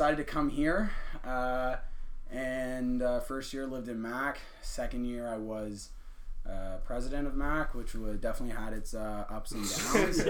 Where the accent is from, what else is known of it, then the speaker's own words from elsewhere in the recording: an hour north of Kingston, Ontario, Canada; moved away as an adult; now in Antigonish, Canada; So I'm from Kingston, Ontario, Limestone City. I was born and raised actually like an hour north of there, so I'm from the country and stuff